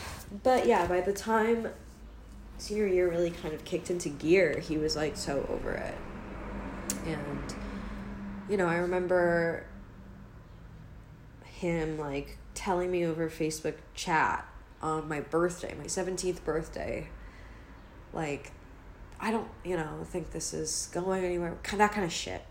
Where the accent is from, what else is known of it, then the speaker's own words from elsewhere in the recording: Maryland, United States; I'm from Maryland.